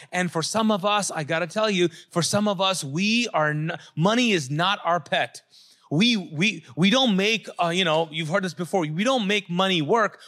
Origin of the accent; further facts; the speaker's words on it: Pakistan; moved away; I'm a Pakistani.